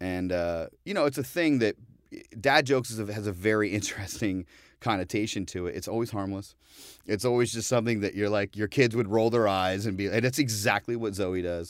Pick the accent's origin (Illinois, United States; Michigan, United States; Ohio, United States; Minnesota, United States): Ohio, United States; now in New York, United States; coming from the Midwest, you know, I'm from Ohio